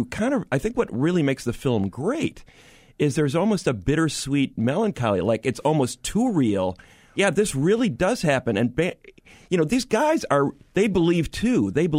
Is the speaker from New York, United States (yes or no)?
yes; New York, United States; I was a kid growing up in New York.